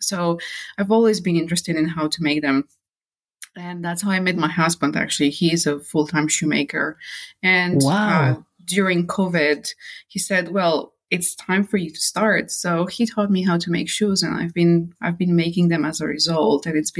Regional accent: Romania; moved away as an adult; also born or lived in United Kingdom; now in France; I'm born and raised in Romania

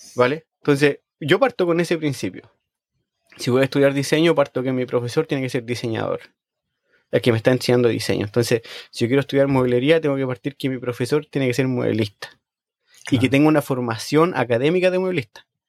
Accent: Chile; now in Sweden; cuando yo crecí en Chile

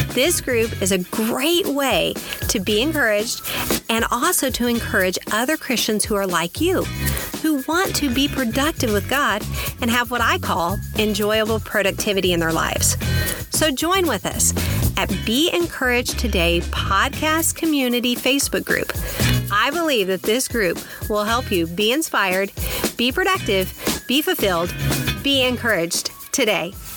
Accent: Kansas, United States; born or raised there; also born or lived in Texas

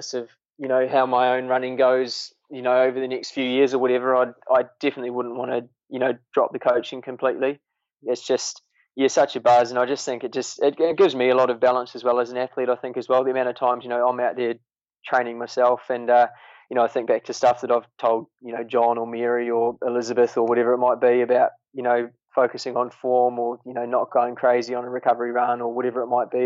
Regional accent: New Zealand; moved away; I am a Kiwi

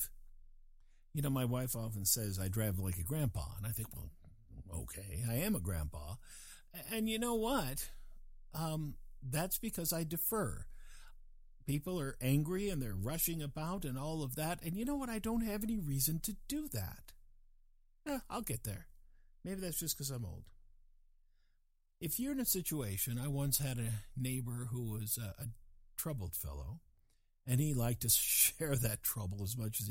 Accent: England, United Kingdom; I was born in England

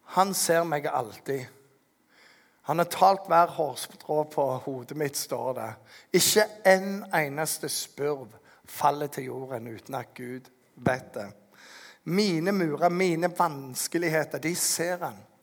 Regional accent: Norway; som en nordmann som har litt mer penger enn ingenting

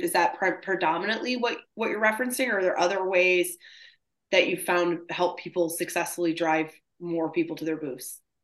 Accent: Michigan, United States; I'm from Michigan too.

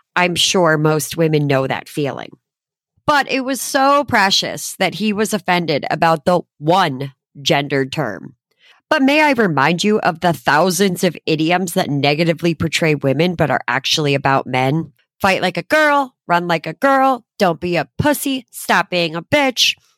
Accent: Connecticut, United States; moved away; fly back to my hometown to be with my friends and family

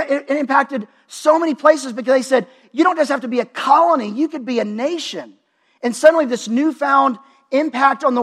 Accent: Dallas, Texas, United States; my hometown is Dallas, Texas.

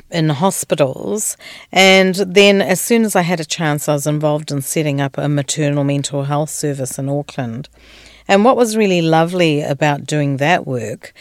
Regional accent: Kenya; also born or lived in Tanzania / Aotearoa (New Zealand) / Goa (ancestry); now in Australia; I was born in East Africa, in Tanzania. I grew up in Kenya and now I'm in Australia

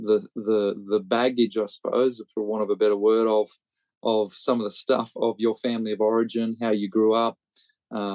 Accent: Australia; now in Birmingham, United Kingdom; growing up in Australia

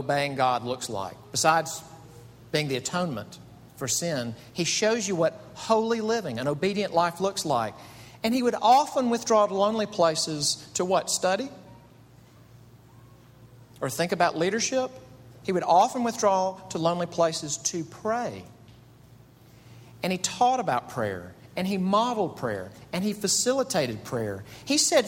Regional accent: Mississippi, United States; moved away as an adult; now in Greenville, United States; I'm from Mississippi

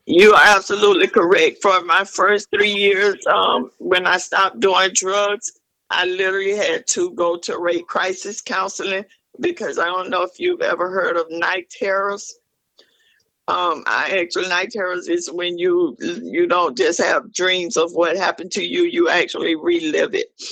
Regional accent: Ocala, Florida, United States; I'm from Ocala, Florida. Um, I was born and raised here. I grew up here in Parkside Gardens Apartments.

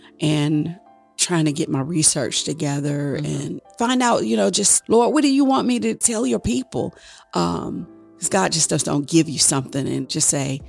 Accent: Chesapeake, Virginia, United States; I'm a wife. I'm a mother, a grandmother, a child of God. Where I grew up was in Chesapeake, Harbor North.

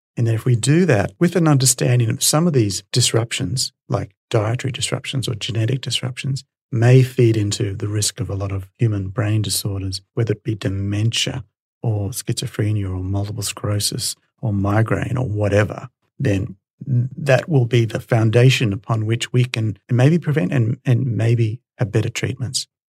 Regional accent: Brisbane, Queensland, Australia; So I'm a Brisbane boy. I grew up in Brisbane and went to UQ.

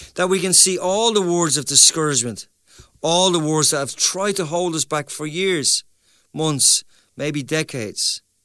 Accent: Ireland; also born or lived in Dublin; as Irish people

